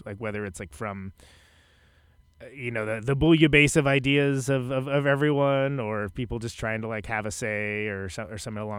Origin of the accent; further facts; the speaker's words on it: Central Valley, California, United States; moved away; growing up in the Central Valley, it was a great place to be from because it gives you plenty to rebel against.